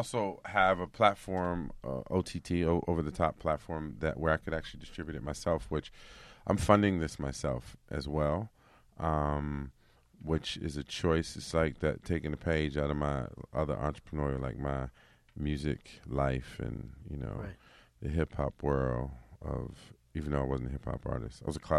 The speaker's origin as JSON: {"language": "English", "region": "New York", "country": "United States", "tie": "born or raised there", "said": "Growing up in New York that had a hard time out there."}